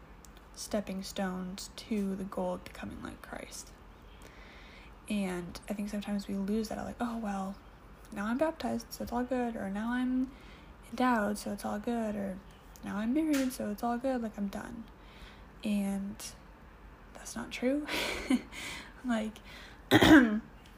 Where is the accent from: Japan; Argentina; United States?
United States; moved away as an adult; now in Canada; I'm an American, currently living in Canada